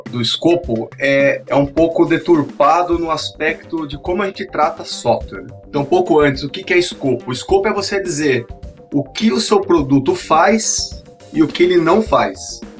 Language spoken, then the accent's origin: Portuguese; Sorocaba, São Paulo, Brazil; eu sou de Sorocaba, trabalho com desenvolvimento de software